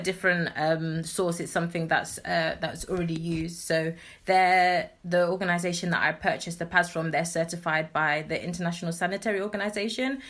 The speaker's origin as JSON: {"language": "English", "region": "London", "country": "United Kingdom", "tie": "born or raised there", "said": "I'm grown up in Southeast London, but my parents migrated here um, from Ghana in the 80s. So I'm originally Ghanaian."}